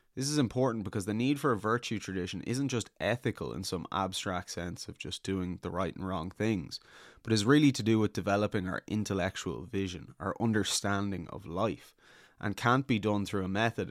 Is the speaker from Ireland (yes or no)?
yes; Ireland